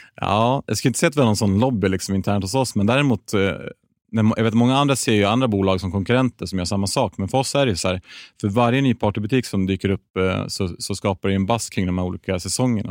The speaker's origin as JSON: {"language": "Swedish", "town": "Gävle", "region": "Gävleborg County", "country": "Sweden", "tie": "born or raised there", "said": "född och uppvuxen i Gävle"}